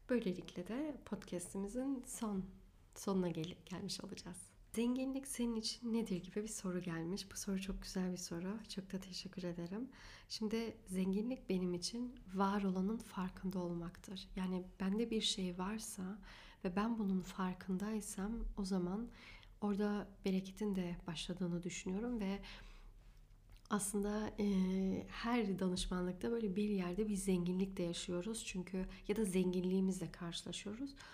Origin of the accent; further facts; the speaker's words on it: Germany; born there; Almanya'da evet doğdum. Almanya doğumluyum.